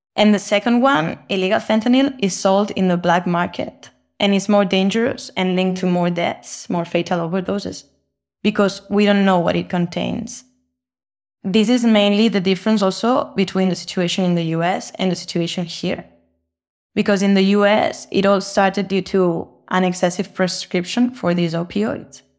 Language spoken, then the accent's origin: English; Barcelona, Catalonia, Spain; now in Tijuana, Mexico; I'm from Barcelona, Spain, but I'm currently based in Tijuana, Mexico